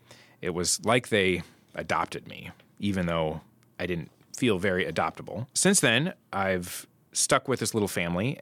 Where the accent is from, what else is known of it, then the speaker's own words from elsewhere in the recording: Oregon, United States; moved away as an adult; I'm from Oregon and out on the West Coast, and there's almost no winter out there. So when I came to Minnesota in 1991 for college